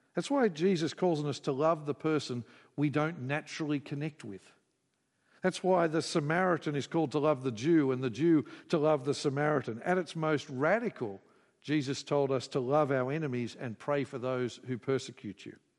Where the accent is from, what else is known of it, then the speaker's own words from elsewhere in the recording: Queensland, Australia; I grew up in Queensland